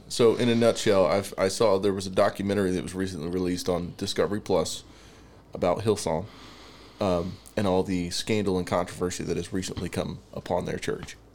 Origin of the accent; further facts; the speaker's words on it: the Bible Belt, United States; growing up in the Bible Belt, it's like everybody's a Christian